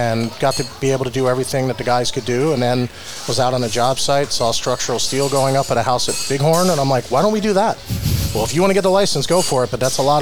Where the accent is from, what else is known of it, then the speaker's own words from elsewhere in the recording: Atlantic City, New Jersey, United States; moved away as an adult; now in Palm Springs, United States; Atlantic City, New Jersey